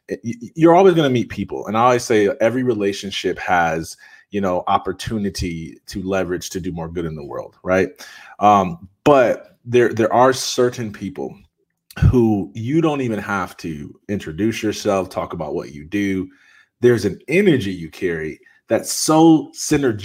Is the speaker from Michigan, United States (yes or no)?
yes; Jackson, Michigan, United States; I'm from Jackson, Michigan. Nobody knows where that's at. It's an hour and a half from Detroit.